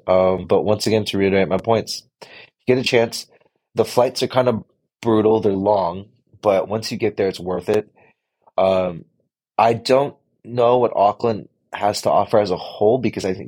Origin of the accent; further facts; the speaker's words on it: United States; we are Americans